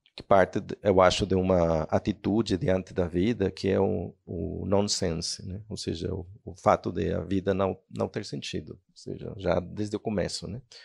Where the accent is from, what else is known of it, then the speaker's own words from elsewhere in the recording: Mexico; Portuguese is a second language; moved away as an adult; also born or lived in Spain / Barcelona; sou um escritor mexicano